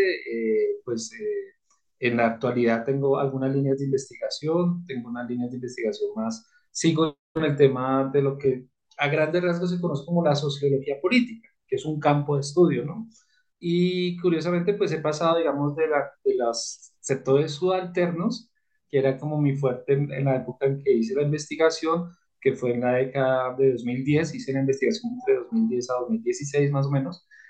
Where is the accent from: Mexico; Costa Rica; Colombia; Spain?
Colombia; como colombiano